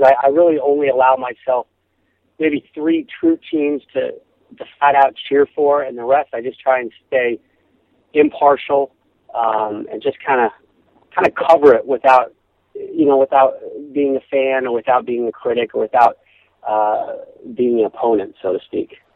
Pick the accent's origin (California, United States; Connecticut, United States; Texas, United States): Connecticut, United States; Simsbury; now in Los Angeles, United States; I grew up in Connecticut